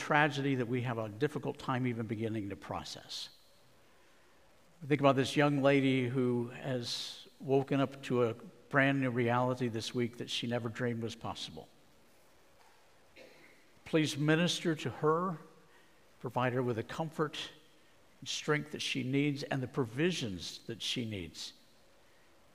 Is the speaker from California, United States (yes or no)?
no; Arizona, United States; my home state of Arizona